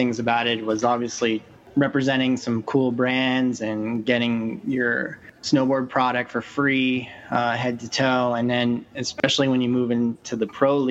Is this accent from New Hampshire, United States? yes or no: yes; North Conway, New Hampshire, United States; I grew up in North Conway, New Hampshire